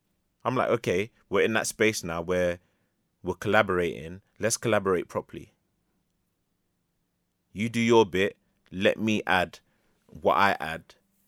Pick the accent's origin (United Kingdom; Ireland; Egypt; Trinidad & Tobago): United Kingdom; London; And I grew up around Lord's Cricket Ground. I hate the shit.